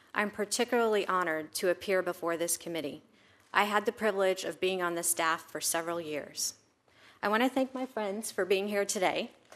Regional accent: Florida, United States; also born or lived in India; We moved from India to Florida where my father earned a P H D at the University of Florida. I was two years old when I came here

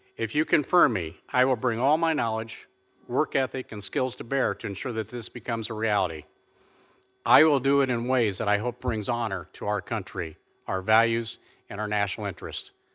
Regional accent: Leesburg, Indiana, United States; I was born in Leesburg, Indiana, one of five children in a six-generation family farm. We were raised on a modest two hundred acre farm

